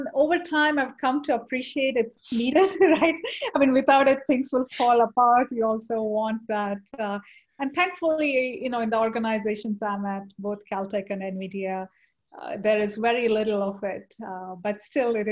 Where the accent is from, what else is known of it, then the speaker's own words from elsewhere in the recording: India; moved away; I grew up in India